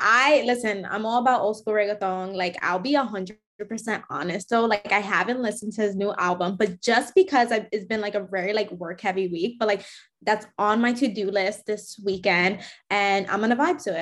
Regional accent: New York, United States; I grew up in New York

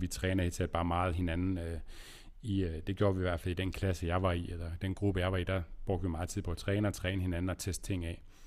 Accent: Aarhus, Central Denmark Region, Denmark; also born or lived in Aalborg; jeg kommer fra Aarhus og har boet der, boet her, jeg er i Aarhus nu, og boet her hele mit liv, øh, undtaget lige syv år i Aalborg

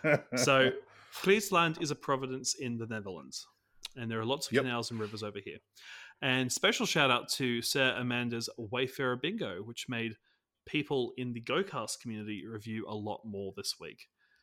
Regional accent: Australia; Not that I understand Thanksgiving at all as an Aussie. I've reached out to an Australian creator who has been playing NBA All World

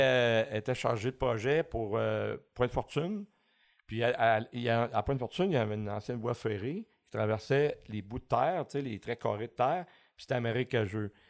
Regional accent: L'Acadie, Quebec, Canada; also born or lived in Saint-Jean-sur-Richelieu; je suis né à Saint-Jean, mais très jeune, on a déménagé dans la petite municipalité de l'Acadie. Puis euh, j'ai passé toute mon enfance à, euh, dans les marais de Saint-Paul-Launois

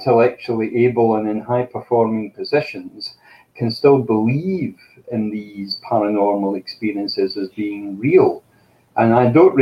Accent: Scotland, United Kingdom; I'm Scottish and proud of it

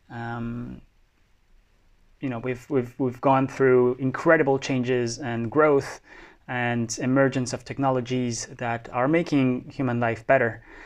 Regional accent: Bogota, Colombia; moved away as an adult; also born or lived in France; I was born in France, but grew up mostly in Bogota.

